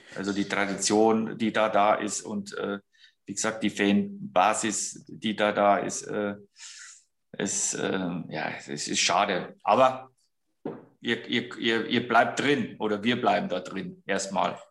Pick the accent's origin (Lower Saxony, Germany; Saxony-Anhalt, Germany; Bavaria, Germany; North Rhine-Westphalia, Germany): Bavaria, Germany; also born or lived in Switzerland; now in Ruhr area, Germany; ich bin jetzt mal ein Bayer